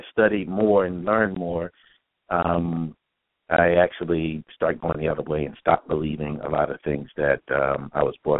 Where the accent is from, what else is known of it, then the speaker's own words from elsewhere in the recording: Philadelphia, Pennsylvania, United States; I'm from originally from Philadelphia